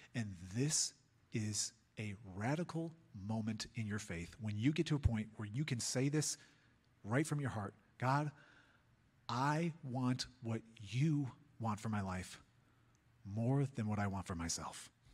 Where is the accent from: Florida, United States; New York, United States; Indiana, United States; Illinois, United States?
Illinois, United States; Chicago; now in Colorado, United States; I'm a kid from Chicago